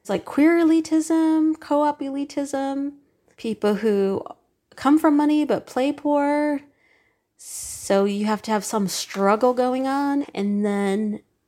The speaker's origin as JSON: {"language": "English", "region": "Southern California", "country": "United States", "said": "I'm from Southern California"}